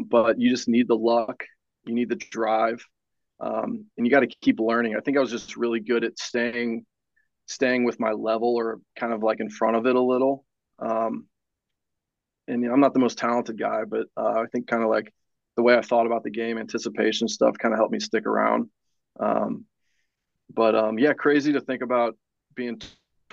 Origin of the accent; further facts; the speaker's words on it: St. Louis, Missouri, United States; I grew up in St. Louis